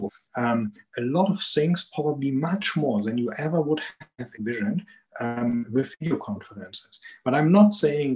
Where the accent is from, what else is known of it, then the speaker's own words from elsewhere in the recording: Germany; accent: strong German accent; English is a second language; also born or lived in Atlanta, Georgia; I'm here in Germany, and you can hear it from my strong accent